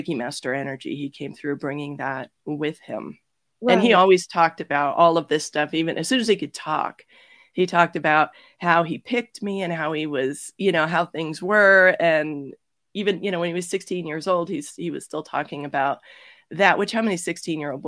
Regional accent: Toronto, Ontario, Canada; moved away as an adult; also born or lived in Georgia, United States; I'm originally from Toronto

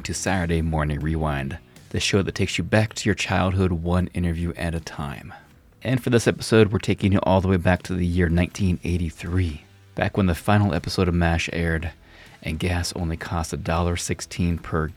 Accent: Nevada, United States; also born or lived in Montana; now in Missoula area, Montana, United States; I'm actually from Nevada, but I live in Montana now

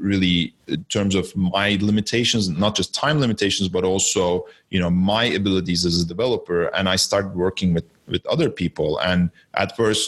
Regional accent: Istanbul, Turkey; moved away as an adult; now in Canada; I'm originally from Turkey. I was born in Istanbul and I came to Canada just under 20 years ago to study

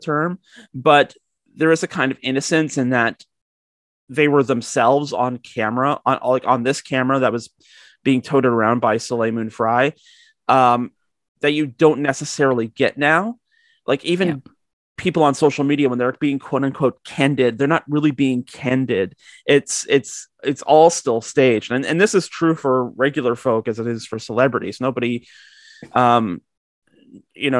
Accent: Georgetown, Ontario, Canada; I grew up in Georgetown, which I guess in the grand scheme of things, it's a small town

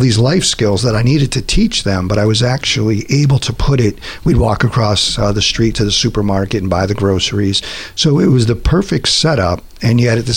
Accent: Massachusetts, United States; moved away; I was born and raised in Massachusetts, family of five

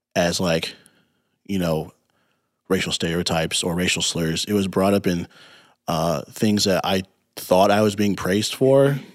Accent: Peoria, Illinois, United States; growing up in Peoria

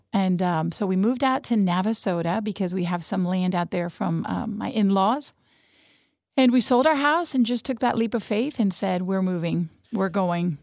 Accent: Madrid, Community of Madrid, Spain; first language Spanish; English is a second language; moved away; also born or lived in Cuenca, Spain / Houston, Texas; cradle Catholic, born in Spain, in Madrid, España. So, Spanish was my first language

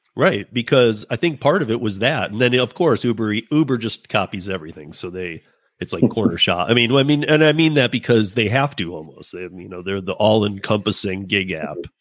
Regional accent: Michigan, United States; I'm from Michigan. Um, my family grew up uh, working Ford Motor

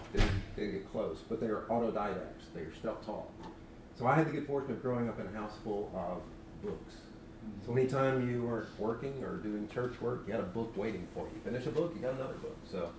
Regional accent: Gadsden, Alabama, United States; I was born in Alabama, Gadsden, Alabama. My grandparents were, on my father's side, were Alabama sharecroppers.

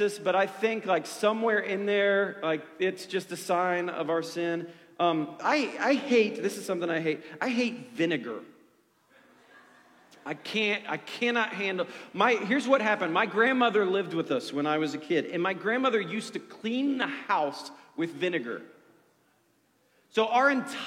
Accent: Ohio, United States; moved away; I grew up in Ohio

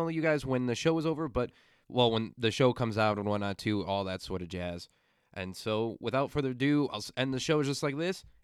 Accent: Illinois, United States; I'm a Midwestern at heart. Our goodbyes last for 40 minutes, okay? I was born and raised in Illinois.

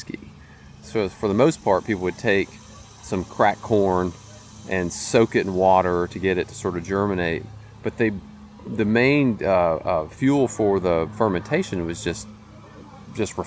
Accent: Tullahoma, Tennessee, United States; now in Nashville, United States; I grew up near Lynchburg, so a small farm just outside of Tullahoma

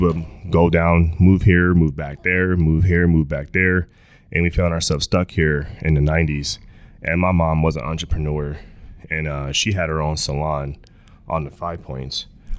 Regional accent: Clarksville, Texas, United States; Honestly, man, I was young, but I was old enough to see like my family, how we didn't have a lot, you know. And going to town was like a vacation.

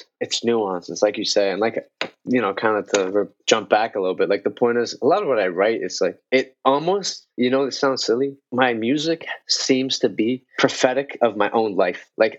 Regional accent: Colombia; now in Canada; oh, I'm from Colombia, you know, but I live in Canada.

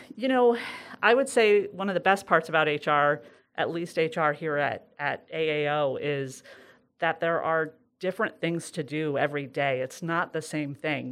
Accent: Sidney, New York, United States; I'm from Sydney

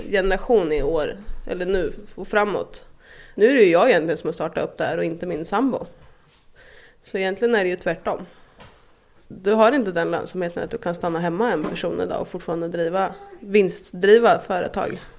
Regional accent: Askersund, Örebro County, Sweden; born or raised there

